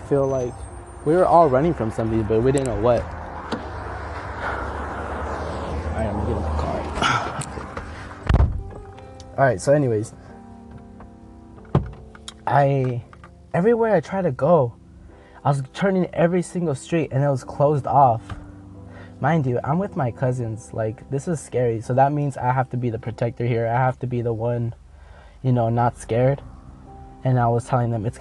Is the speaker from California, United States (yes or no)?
yes; Los Angeles, California, United States; I'm from Cali, man. I'm from